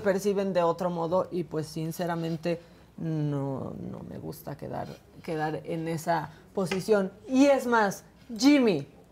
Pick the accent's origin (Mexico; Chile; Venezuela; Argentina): Mexico; Tijuana, Baja California; moved away; anduvo allá por Tijuana, Baja California, por mi tierra